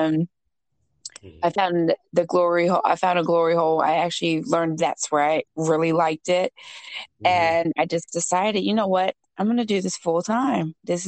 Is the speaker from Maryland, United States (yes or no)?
yes; Maryland, United States; I am from Maryland, born and raised